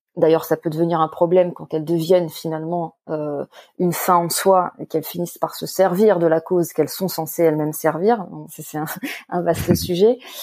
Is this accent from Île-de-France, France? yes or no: yes; Paris suburbs, Île-de-France, France; je suis à la base une enfant de la banlieue parisienne